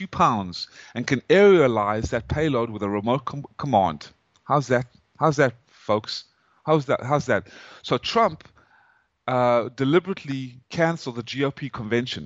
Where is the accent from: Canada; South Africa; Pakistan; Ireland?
South Africa; moved away as an adult; also born or lived in Atlanta, Georgia, United States; now in United States; I am an American citizen, even though my accent, I came from South Africa.